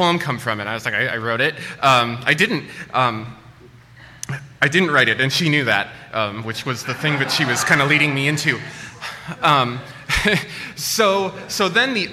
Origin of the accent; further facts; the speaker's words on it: Midwest, United States; I grew up in the Midwest